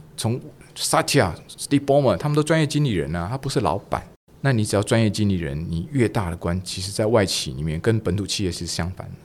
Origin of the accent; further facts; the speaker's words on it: Taiwan; 尤其我们台湾人的这种文化